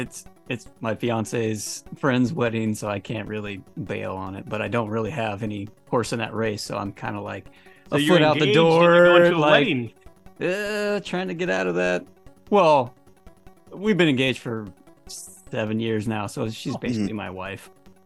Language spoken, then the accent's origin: English; California, United States; from California, so the houses are extremely expensive.